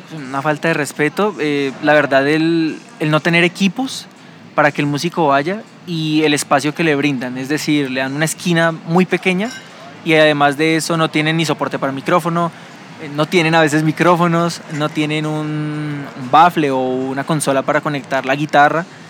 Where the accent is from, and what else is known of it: Colombia